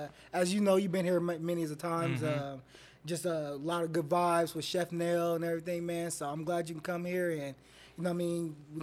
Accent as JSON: {"language": "English", "town": "Oakland", "region": "California", "country": "United States", "tie": "born or raised there", "said": "because like I'm from West Oakland. Born and raised there"}